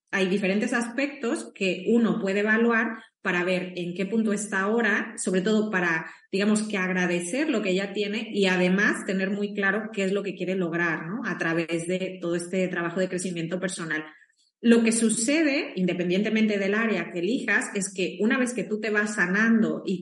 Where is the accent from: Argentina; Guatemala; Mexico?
Mexico; now in Spain; Eh, yo soy mexicana, estoy en España, pero soy mexicana